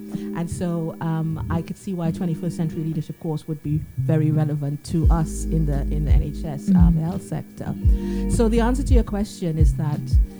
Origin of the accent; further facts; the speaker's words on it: Canada; moved away as an adult; also born or lived in Trinidad and Tobago; now in United Kingdom; I was born in Trinidad. And I did my high school in Canada. And then I came here at 21 to the UK to study nursing.